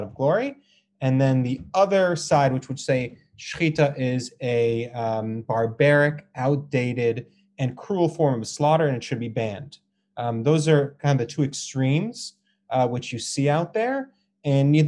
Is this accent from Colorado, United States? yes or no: yes; Boulder, Colorado, United States; also born or lived in Israel; I grew up in Boulder, Colorado